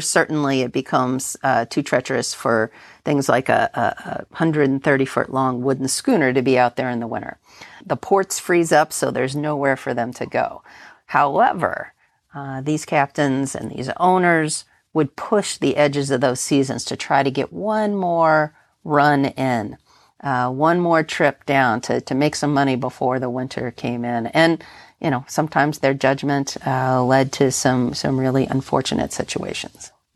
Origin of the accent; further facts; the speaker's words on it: United States; moved away; also born or lived in Great Lakes; I grew up on the Ohio River